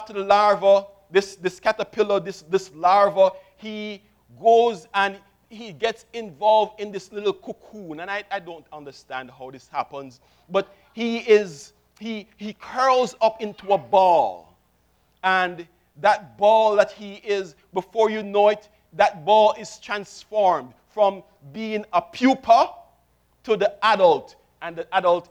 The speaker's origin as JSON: {"language": "English", "town": "Kingston", "country": "Jamaica", "tie": "born or raised there", "said": "I was born in Kingston, Jamaica, 1964, which makes me 46"}